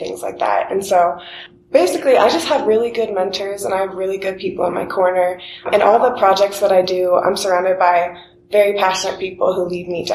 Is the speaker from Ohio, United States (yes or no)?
yes; Columbus, Ohio, United States; also born or lived in Athens, Ohio; growing up in Columbus